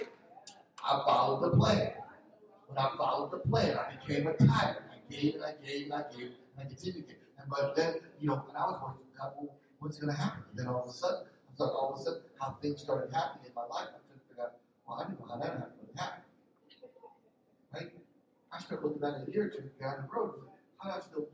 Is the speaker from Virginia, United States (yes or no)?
no; Philadelphia, Pennsylvania, United States; I'm from North Philly, right? Which means I wasn't raised.